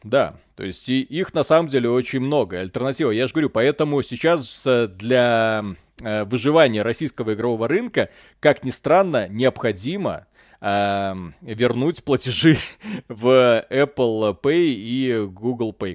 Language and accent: Russian; Belarus; я родился в Беларуси